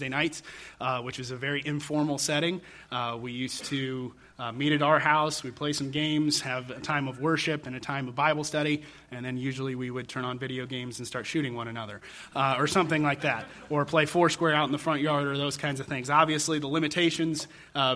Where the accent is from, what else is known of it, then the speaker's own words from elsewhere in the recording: Denver, Colorado, United States; my youth group experience growing up in Denver, Colorado